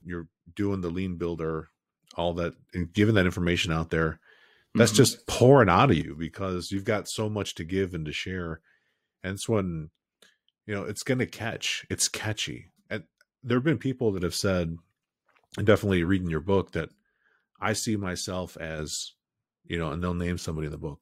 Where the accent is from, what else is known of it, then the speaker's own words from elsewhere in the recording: Chicago, Illinois, United States; moved away as an adult; also born or lived in California; I grew up in Chicago, building for there half my career, and then the other half California